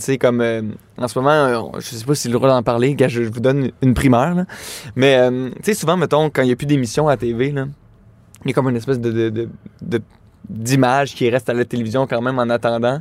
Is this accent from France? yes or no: no; Laval, Quebec, Canada; je viens de Laval